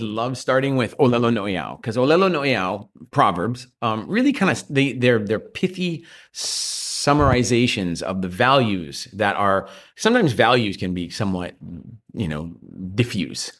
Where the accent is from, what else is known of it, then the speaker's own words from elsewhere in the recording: Maui, Hawaii, United States; also born or lived in Australia; the culture I grew up